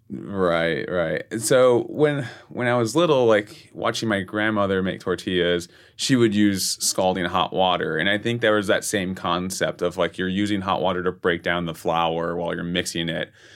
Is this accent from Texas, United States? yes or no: yes; San Antonio, Texas, United States; moved away as an adult; now in New York, United States; I'm born and raised in San Antonio. I'd lived there my whole life.